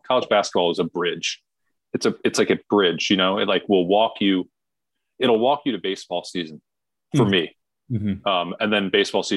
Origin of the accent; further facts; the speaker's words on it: New York area, United States; we did grow up in New York area.